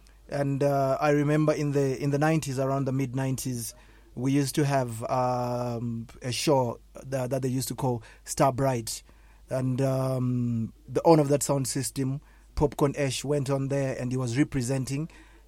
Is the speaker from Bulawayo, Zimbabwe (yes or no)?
no; Kwekwe, Midlands, Zimbabwe; also born or lived in Harare, Zimbabwe; now in South Africa; I was born in Harare in Marlborough, in Zimbabwe. Yeah, and then I grew up in a very small town called Kwekwe, which is on the central part of Zimbabwe, to those that know Zimbabwe.